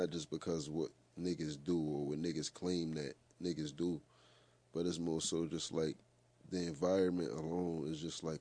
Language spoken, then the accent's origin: English; New York City, New York, United States; First and foremost, like I'm from Courtlandt Ave. Like I'm from the Bronx, New York.